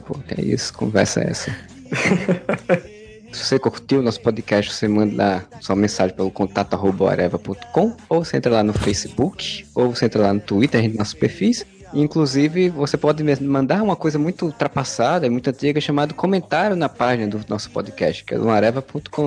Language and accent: Portuguese; Northeast Region, Brazil; accent: nordestino; Meu inglês nordestinês